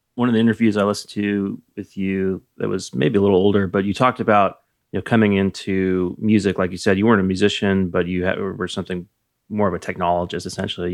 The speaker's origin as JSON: {"language": "English", "town": "Napa", "region": "California", "country": "United States", "tie": "born or raised there", "said": "I was born in nineteen seventy-six and I grew up in Napa"}